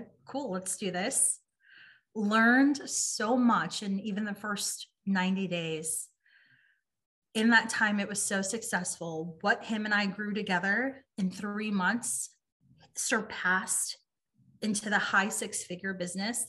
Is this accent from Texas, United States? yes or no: yes; San Antonio, Texas, United States; moved away as an adult; also born or lived in Los Angeles, California; Moved back to San Antonio